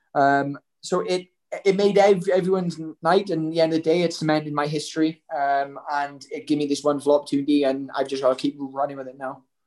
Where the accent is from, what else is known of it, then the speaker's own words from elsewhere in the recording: Welsh, Wales, United Kingdom; I'm Welsh.